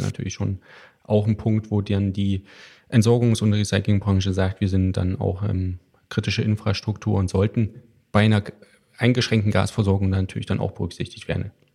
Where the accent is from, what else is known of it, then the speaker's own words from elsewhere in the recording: Thuringia, Germany; Ich komme aus den sogenannten neuen Bundesländern, die ja mittlerweile gar nicht mehr so neu sind. Aus Thüringen, um genau zu sein.